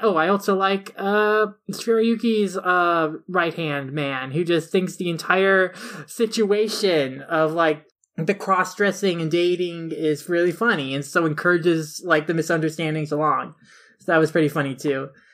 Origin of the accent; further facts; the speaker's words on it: Minnesota, United States; a Minnesotan who also has to survive pretty crazy winters